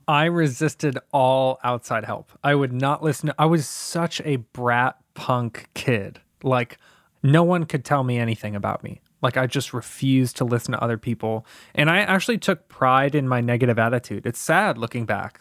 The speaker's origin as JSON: {"language": "English", "town": "Tampa", "region": "Florida", "country": "United States", "tie": "born or raised there", "said": "I grew up in Tampa, Florida, in an abusive household"}